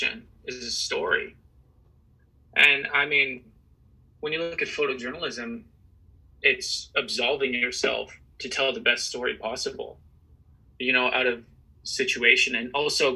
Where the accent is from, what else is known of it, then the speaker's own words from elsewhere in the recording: Kitchener, Ontario, Canada; when I grew up in Kitchener, I mean, Kitchener is like a very interesting place.